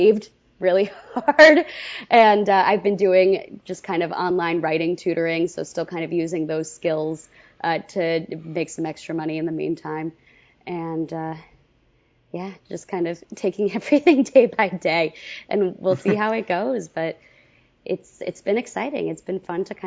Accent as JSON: {"language": "English", "area": "Westchester", "region": "New York", "country": "United States", "also_born_or_lived": "Orlando", "moved": "yes", "said": "I'm from Westchester originally, which is like a half hour outside New York City."}